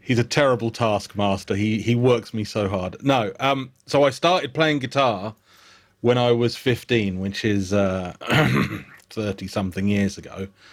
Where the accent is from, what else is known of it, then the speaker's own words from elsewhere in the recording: United Kingdom; accent: British; I disarm him by being British